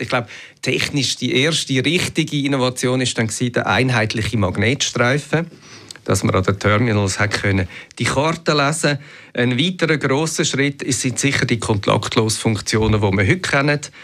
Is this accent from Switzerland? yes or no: yes; Switzerland; bei uns in der Schweiz